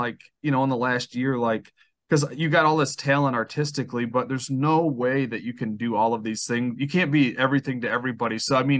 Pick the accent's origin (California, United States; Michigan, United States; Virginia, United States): Michigan, United States; Cadillac; Cadillac, Michigan, which is my hometown.